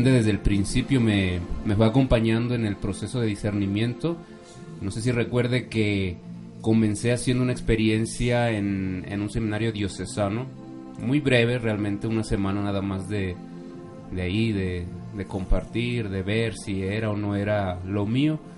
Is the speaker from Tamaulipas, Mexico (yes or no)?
no; Mexico City, Mexico; born there; Yo nací en la Ciudad de México ahora cuento con 33 años